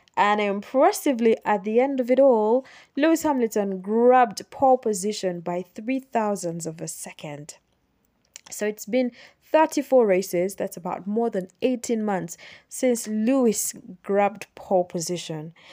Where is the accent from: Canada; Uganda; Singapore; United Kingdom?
Uganda; Kampala, Central Region; I am from Uganda. I'm from Kampala, Uganda.